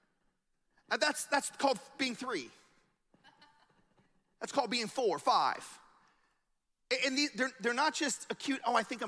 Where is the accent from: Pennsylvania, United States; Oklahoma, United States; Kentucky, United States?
Oklahoma, United States; I grew up in Oklahoma. I grew up in the buckle of the Bible Belt